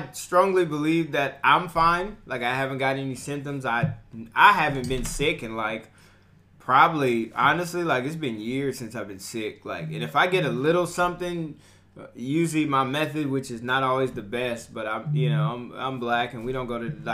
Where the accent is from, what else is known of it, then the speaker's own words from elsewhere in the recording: Bakersfield, California, United States; Born and raised Bakersfield, California